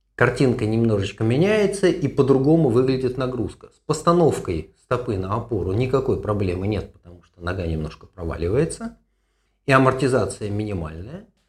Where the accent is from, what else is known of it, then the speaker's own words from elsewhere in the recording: Moscow, Russia; moved away as an adult; now in Haifa, Israel; я э, родом из Москвы, в 85-м закончил медицинский институт